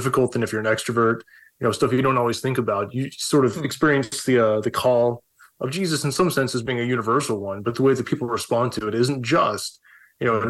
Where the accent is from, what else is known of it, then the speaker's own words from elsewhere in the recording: the South, United States; moved away; I grew up evangelical in the South, and, you know, like everybody was Baptist